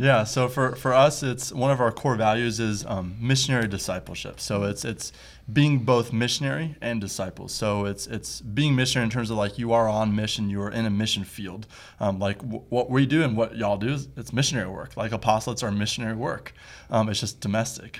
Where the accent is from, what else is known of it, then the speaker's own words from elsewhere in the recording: Toledo, Ohio, United States; moved away as an adult; now in East Texas, United States; I'm from Toledo, Ohio